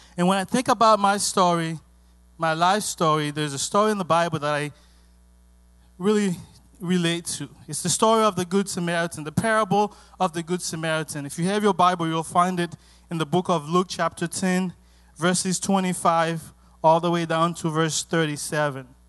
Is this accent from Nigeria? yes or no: no; Haiti; English is a second language; moved away; also born or lived in Miami, United States; growing up in Haiti